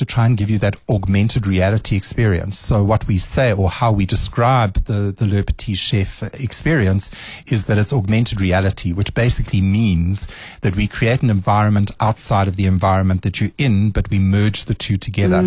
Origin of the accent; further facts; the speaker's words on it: South Africa; as a South African